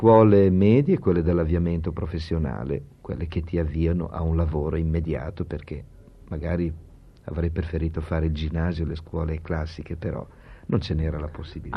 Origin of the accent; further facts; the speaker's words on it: Bologna, Emilia-Romagna, Italy; da bolognese